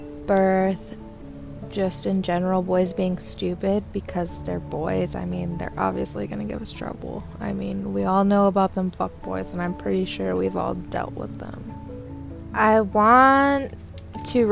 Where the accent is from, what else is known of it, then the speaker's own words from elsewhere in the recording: Michigan, United States; I grew up here in Michigan